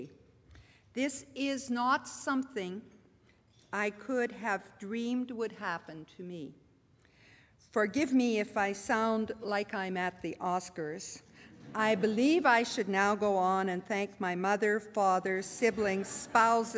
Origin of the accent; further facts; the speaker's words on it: Pincher Creek, Alberta, Canada; moved away; I was born not in Toronto, but at a far, point far distant, A tiny town, Pincher Creek, at that point population 1,700, got to 2,000 before I left, a town tucked in the southwest corner of Alberta.